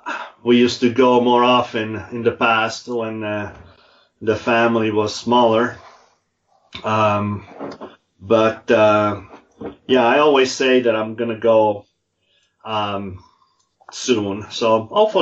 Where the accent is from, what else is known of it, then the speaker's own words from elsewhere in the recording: Italy; moved away as an adult; now in Utah, United States; 63, born and raised in Italy.